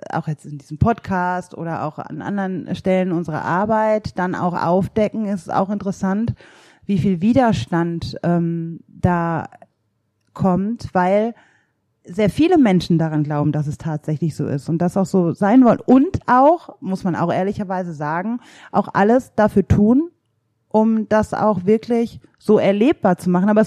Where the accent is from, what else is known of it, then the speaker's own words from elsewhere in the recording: North Rhine-Westphalia, Germany; Also ich bin ja in der Ruhrgebietsarbeiterinnenfamilie groß geworden